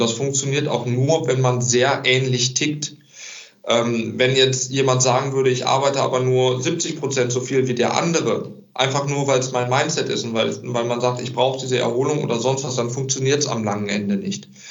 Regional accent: Recklinghausen, North Rhine-Westphalia, Germany; ich komme ja aus Recklinghausen, bin ich zurück nach Recklinghausen

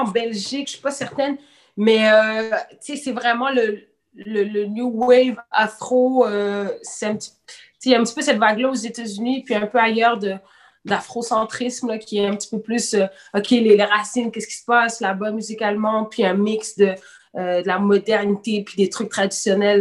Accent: Quebec, Canada; also born or lived in Senegal; Je suis considérée comme une Canadienne. je ne vis pas là. tu comprends? Mes parents sont blancs, sont québécois

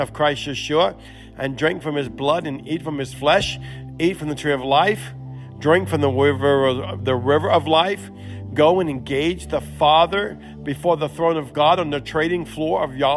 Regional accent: Louisiana, United States; accent: broken Cajun Creole English; first language English; I'm from America

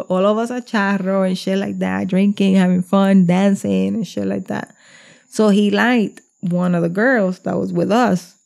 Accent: New Jersey, United States; we're from Jersey

